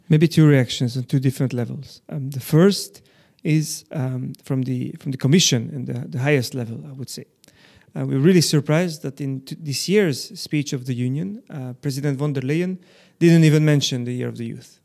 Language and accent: English; Belgium; growing up in Belgium, this other layer to, to the identity, uh, kind of, um, uh, was, was added up